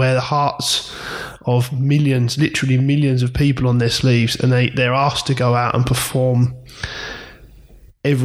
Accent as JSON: {"language": "English", "region": "England", "country": "United Kingdom", "tie": "born or raised there", "said": "being English and sort of live or British, sorry, growing in this area"}